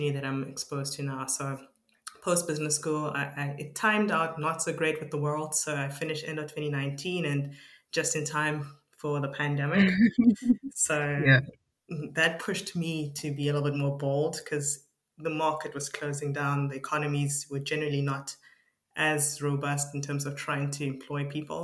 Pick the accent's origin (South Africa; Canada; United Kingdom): South Africa; Mahikeng, North West; also born or lived in Potchefstroom, South Africa / Cape Town, South Africa; I was born in South Africa in a small town called Mafeking